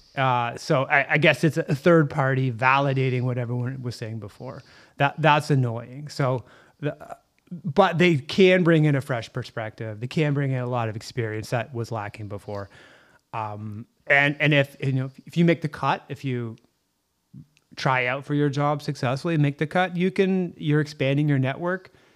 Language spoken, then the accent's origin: English; Canada; We're Canadian